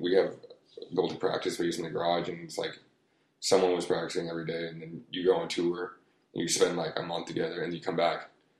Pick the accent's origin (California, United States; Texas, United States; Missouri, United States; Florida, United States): California, United States; La Habra; I grew up in La Habra.